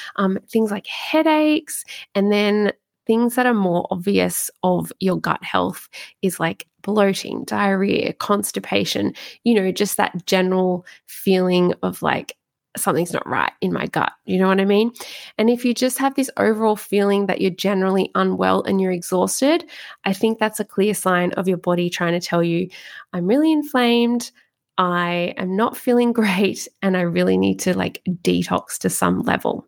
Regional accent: Australia; I'm really Aussie

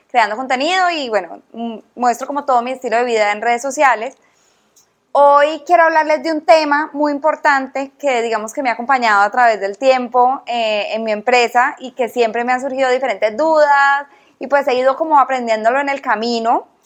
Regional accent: Cali, Valle del Cauca, Colombia; también soy caleña

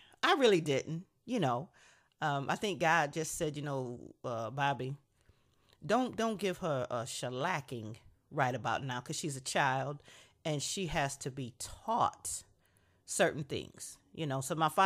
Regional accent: Niagara Falls, New York, United States; We grew up in Niagara Falls, New York. So 5 years old in Niagara Falls, New York, playing outside our apartment on 22nd Street.

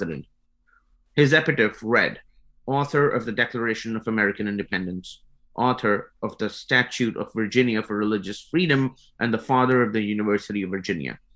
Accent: India; moved away as an adult; now in United States; I come from India

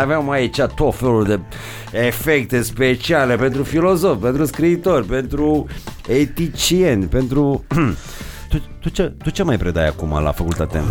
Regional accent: Moldavia, Romania; eu sunt moldovean

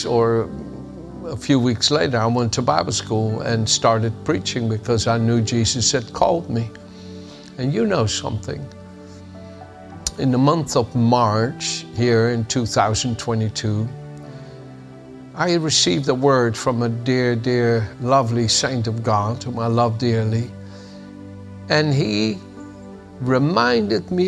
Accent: The Hague, South Holland, Netherlands; moved away; also born or lived in Amsterdam, Netherlands; the city of Den Haag, my hometown

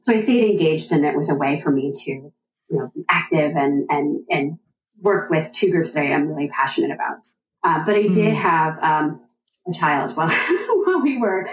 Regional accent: East Coast, United States; now in Midwest, United States; I am from the East Coast originally

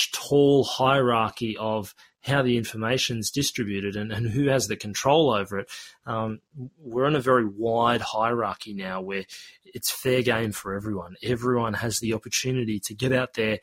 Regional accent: Australia; accent: Australian; I do have an Australian accent, and you may be curious as to why is there this Australian guy trying to teach me how to speak te reo Māori. Well, look, I was born and raised here in Australia

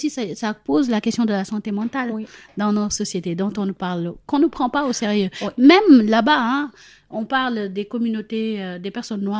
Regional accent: Senegal; L'exemple que j'aime prendre maintenant, c'est si j'avais grandi au Sénégal, j'ai grandi au Sénégal, etc.

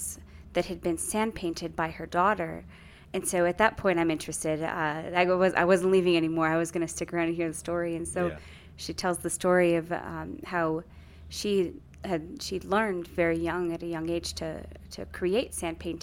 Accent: New Mexico, United States; growing up in New Mexico

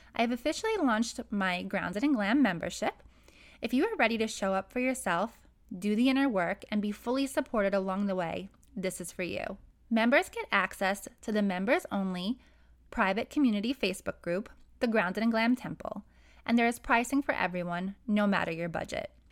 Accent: New York City, New York, United States; I grew up in Brooklyn, New York, and until I was 16, I lived on the outskirts of a very wealthy neighborhood

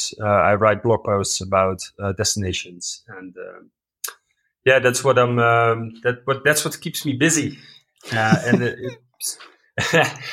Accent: Netherlands; moved away as an adult; now in Uganda; I'm a Dutch national. I'm from the Netherlands, a very flat country

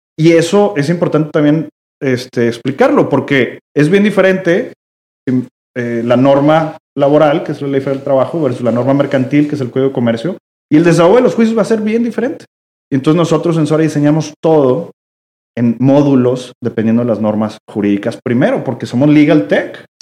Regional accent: Mexico; yo como mexicano

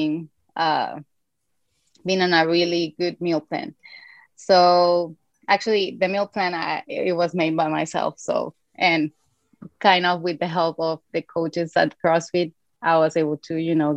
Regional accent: Venezuela; I'm originally from Venezuela

